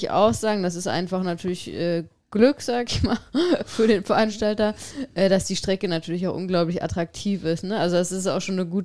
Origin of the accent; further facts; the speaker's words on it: Berlin, Germany; also als Berliner und Berlinerin, die ähm, das natürlich dann immer verfolgen.